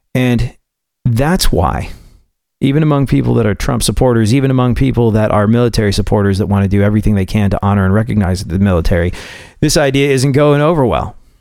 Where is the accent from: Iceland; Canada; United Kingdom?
United Kingdom; England; moved away as an adult; also born or lived in New York / Houston; being a New Yorker that grew up in England